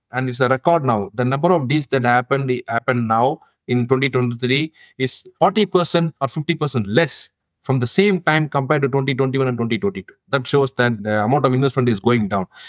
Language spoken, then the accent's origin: English; India; now in United States; I originally come from India. Now I am a US citizen, but originally my home country is India.